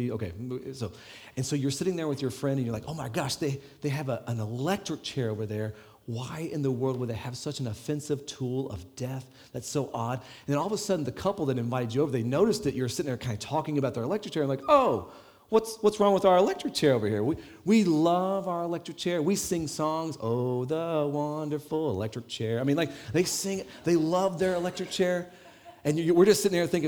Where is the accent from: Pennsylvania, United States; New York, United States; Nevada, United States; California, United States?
Nevada, United States; Las Vegas; now in Ireland; I'm from Las Vegas where it's like 110, and once it gets below 60, it's cold here.